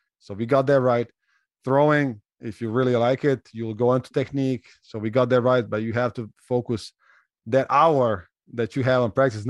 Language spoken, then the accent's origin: English; Slovenia; English is a second language; I came from Europe, right? Slovenia, Croatia, our neighbors speaks almost the same language. Similar culture, right?